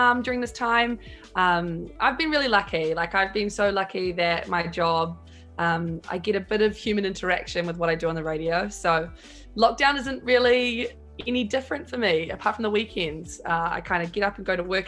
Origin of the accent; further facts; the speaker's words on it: New Zealand; where are you from? And you're like, New Zealand.